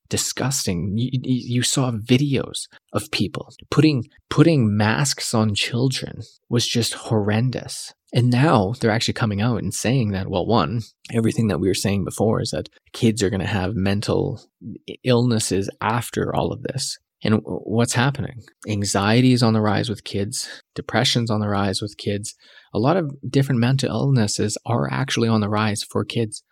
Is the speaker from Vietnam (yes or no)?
no; Canada; I came back because I loved being a Canadian